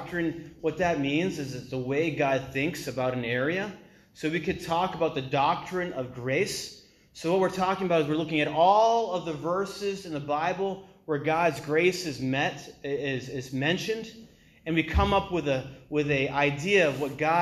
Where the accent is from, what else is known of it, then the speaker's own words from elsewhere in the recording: New England, United States; also born or lived in China; I'm from New England